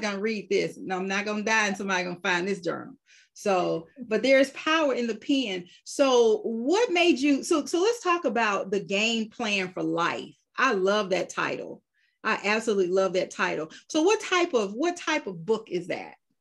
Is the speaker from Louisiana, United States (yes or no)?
no; Georgia, United States; there are very few of us who were born and raised in Georgia